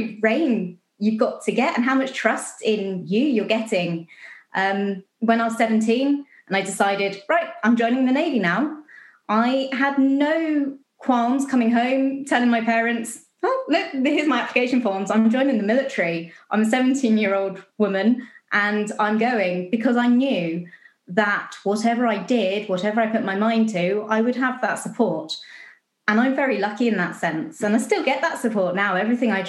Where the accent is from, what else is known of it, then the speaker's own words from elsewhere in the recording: Basingstoke, South East England, United Kingdom; moved away as an adult; now in Dumbarton, United Kingdom; I grew up in Basingstoke, south coast of England